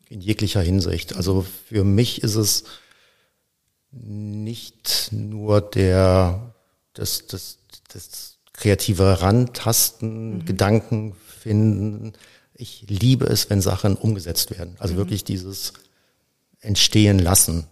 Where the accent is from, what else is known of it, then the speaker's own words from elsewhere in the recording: between Cologne and Aachen, North Rhine-Westphalia, Germany; Ich komme eigentlich aus dem Rheinland, also ja. bin in, zwischen Köln und Aachen geboren und natürlich mit der Karnevalstradition aufgewachsen.